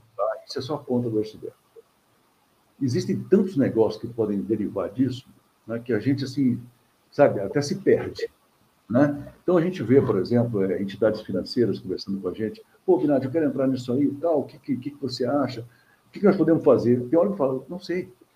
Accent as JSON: {"language": "Portuguese", "region": "Minas Gerais", "country": "Brazil", "said": "eu também sou mineiro"}